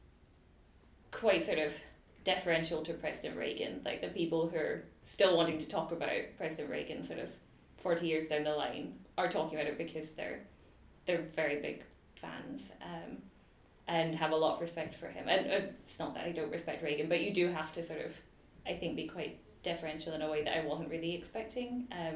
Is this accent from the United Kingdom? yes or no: yes; United Kingdom; now in Edinburgh, United Kingdom; I was British